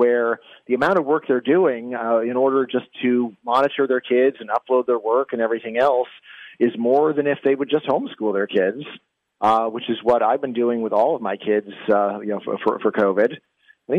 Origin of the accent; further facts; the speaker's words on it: Virginia, United States; in my home state of Virginia